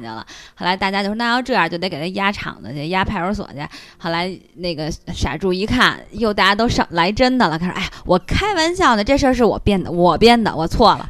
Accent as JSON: {"language": "Chinese", "region": "Beijing", "country": "China", "tie": "born or raised there", "said": "我和王婶儿也都是四合院儿里长大的孩子"}